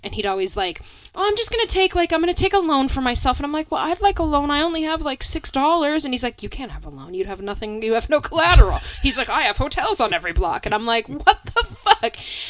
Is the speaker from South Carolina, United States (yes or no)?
no; Pennsylvania, United States; moved away as an adult; now in China; Hillbillyville, Pennsylvania is where I grew up.